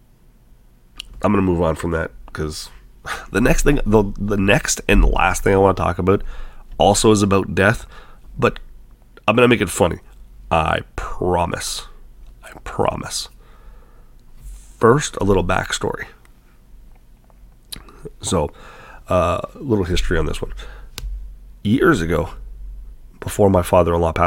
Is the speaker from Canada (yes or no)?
yes; Canada; I'm a Canadian